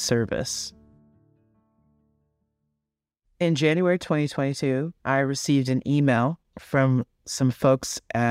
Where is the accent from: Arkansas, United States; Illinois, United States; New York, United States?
New York, United States; New York City; I grew up in Flatbush, Brooklyn, New York